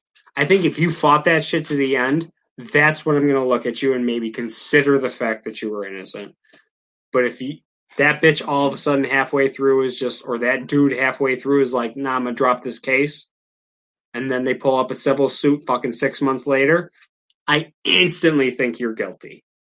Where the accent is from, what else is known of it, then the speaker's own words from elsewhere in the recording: United States; we're the American citizens